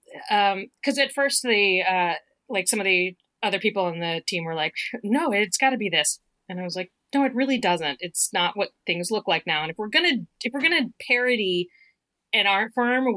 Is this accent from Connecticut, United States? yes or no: no; Richmond, Virginia, United States; moved away; King's Dominion at very close to where I grew up in Richmond.